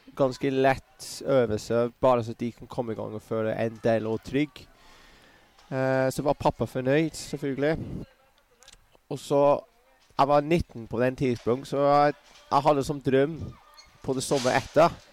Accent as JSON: {"language": "Norwegian", "town": "Bournemouth", "region": "South West England", "country": "United Kingdom", "tie": "born or raised there", "also_born_or_lived": "Kettering", "second_language": "Norwegian", "moved": "yes", "said": "Jeg vokste opp i Bournemouth, men jeg var født i Kettering"}